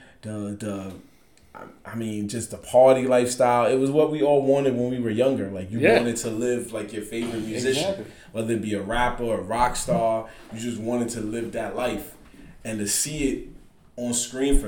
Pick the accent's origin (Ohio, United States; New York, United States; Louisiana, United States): New York, United States; also born or lived in North Carolina; me being a New Yorker